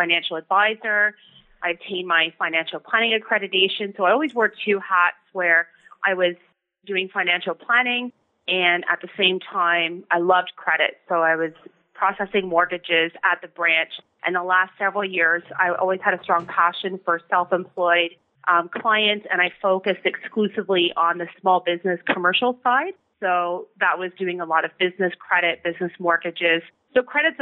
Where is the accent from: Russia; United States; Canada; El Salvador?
Canada; Ontario; also born or lived in Victoria, British Columbia; I'm from Ontario, so I moved back